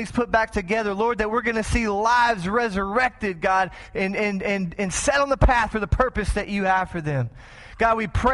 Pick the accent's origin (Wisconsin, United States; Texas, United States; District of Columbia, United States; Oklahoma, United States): Texas, United States; moved away as an adult; now in Springfield, United States; I'm from Texas